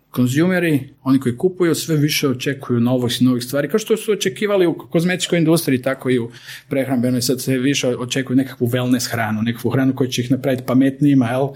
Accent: Croatia

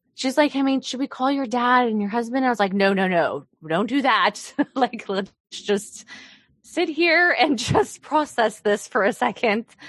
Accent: Oklahoma, United States; also born or lived in Mountain Home, Idaho; now in Kansas City, United States; I grew up in Oklahoma mainly

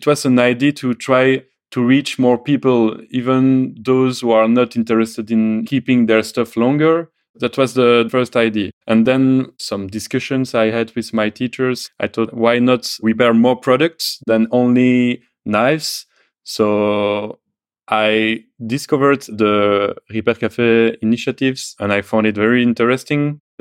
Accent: Belgium; I come from Belgium

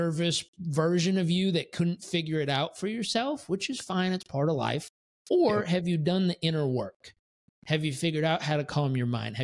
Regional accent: San Diego, California, United States; also born or lived in Miami Beach / San Francisco / Tampa; now in Puerto Rico; I grew up in San Diego

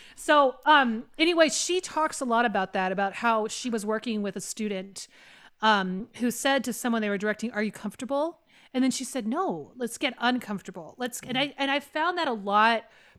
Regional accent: the Carolinas, United States; accent: Appalachian; now in US West Coast; Yeah, I'm from originally from the Carolinas. And so when I learned to talk, it was like this, Daddy, which that Rorick accent is all in the nose.

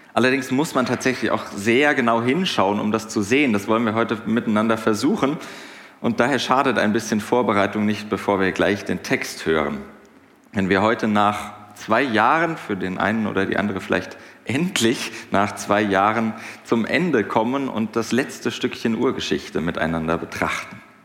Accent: Hinterland, Hesse, Germany; Ich komme aus dem Hinterland

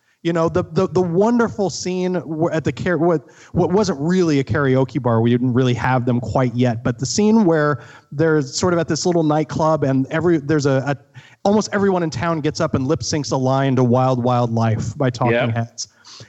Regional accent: Midwest, United States; And I'm from the Midwest. I knew towns kind of like that.

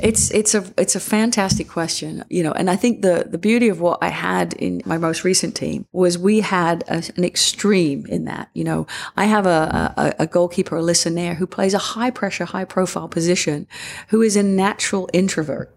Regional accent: England, United Kingdom; moved away; yourself growing up in England

